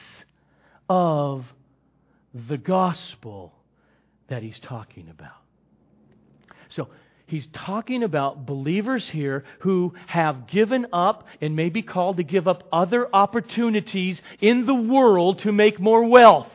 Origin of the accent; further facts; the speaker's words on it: Los Angeles, California, United States; I was born here in the Los Angeles area.